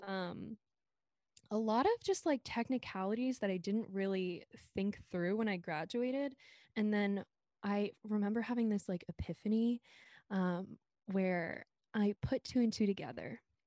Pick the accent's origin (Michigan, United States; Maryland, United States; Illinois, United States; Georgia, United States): Maryland, United States; Silver Spring; moved away as an adult; now in Brooklyn, United States; I'm from Silver Spring, Maryland, right outside the D C on the Maryland side